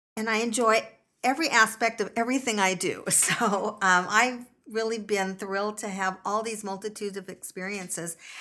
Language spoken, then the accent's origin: English; Stockton, California, United States; I grew up here in Stockton, uh, going to local schools